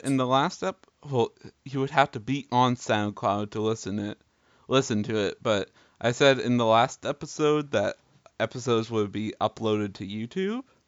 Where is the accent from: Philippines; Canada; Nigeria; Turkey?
Canada; we're both Canadian boys.